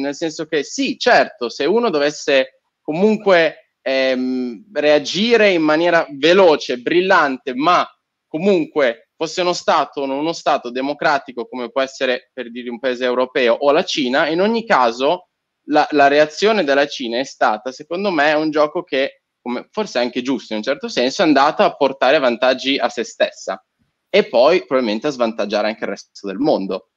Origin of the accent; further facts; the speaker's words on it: Turkey; now in Italy; sono nato in Turchia, ma ho vissuto tanti anni in Turchia